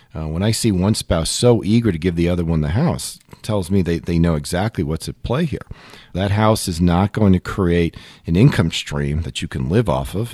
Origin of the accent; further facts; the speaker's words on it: Long Island, New York, United States; as a kid, I grew up in Long Island.